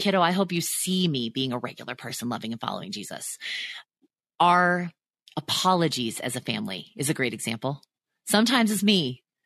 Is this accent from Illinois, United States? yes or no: no; near Disneyland, Southern California, United States; also born or lived in Chicago; I grew up near Disneyland